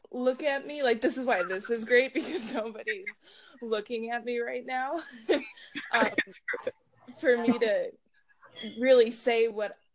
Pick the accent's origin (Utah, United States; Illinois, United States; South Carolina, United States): Illinois, United States; Chicago; also born or lived in Harwood Heights, Illinois; my high school was in more so the suburbs, but I grew up in Chicago